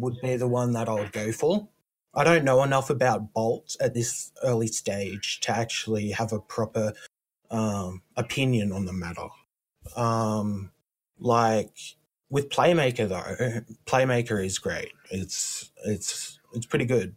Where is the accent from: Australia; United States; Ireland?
Australia; I come from Australia